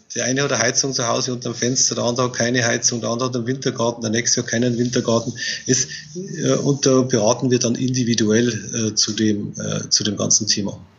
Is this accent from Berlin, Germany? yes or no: no; Bavaria, Germany; sagt man bei uns in Bayern